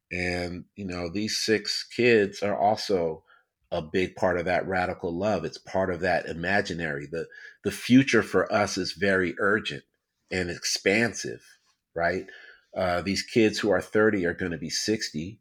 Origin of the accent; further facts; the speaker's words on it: upstate New York, United States; I grew up in upstate New York, uh, about four hours outside of New York City